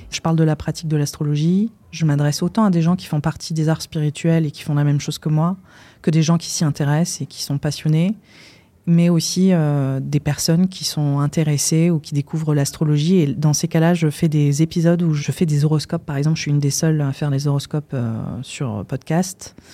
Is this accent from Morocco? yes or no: no; India; parce que j'ai grandi en Inde aussi, donc c'est un pays qui repose énormément sur euh, la pratique de l'astrologie.